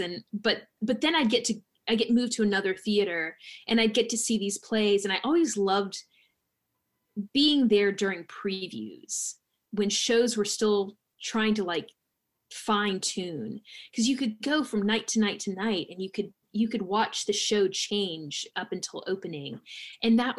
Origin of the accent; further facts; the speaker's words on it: Alabama, United States; also born or lived in New York / Los Angeles / Tennessee; now in Sewanee, United States; growing up in Alabama